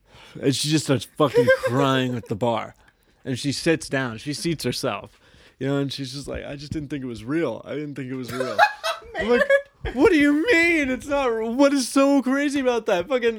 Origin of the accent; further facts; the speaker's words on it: Maynardville, Tennessee, United States; And maybe it's just because I grew up in Maynardville that he was kind of that guy first for me, that it's not weird.